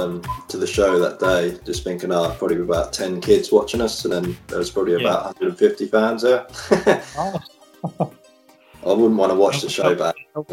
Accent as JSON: {"language": "English", "town": "Harwich", "region": "East of England", "country": "United Kingdom", "tie": "born or raised there"}